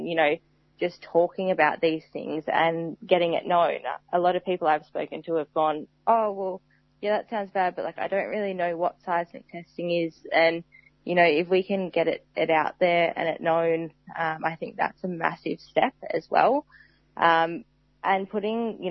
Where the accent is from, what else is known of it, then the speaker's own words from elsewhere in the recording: Tasmania, Australia; I grew up in Tasmania